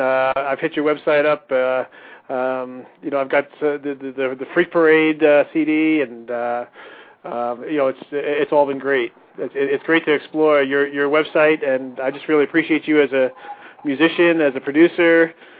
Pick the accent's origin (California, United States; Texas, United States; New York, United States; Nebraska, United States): New York, United States; Long Island; now in Denver, United States; Hey, I'm originally from Long Island.